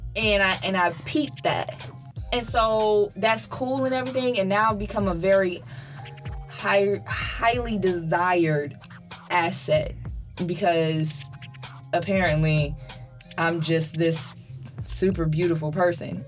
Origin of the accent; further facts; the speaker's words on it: Dayton, Ohio, United States; I'm from Dayton, Ohio